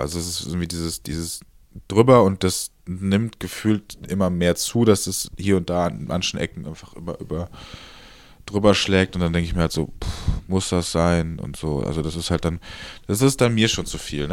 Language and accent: German; Cologne, North Rhine-Westphalia, Germany; ich bin Kölner durch und durch